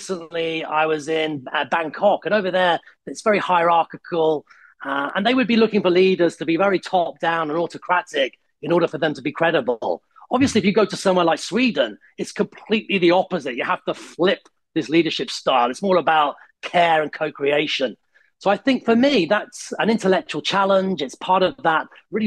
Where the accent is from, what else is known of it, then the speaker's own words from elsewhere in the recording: United Kingdom; also born or lived in Italy; when I go back to Italy, I'm still British.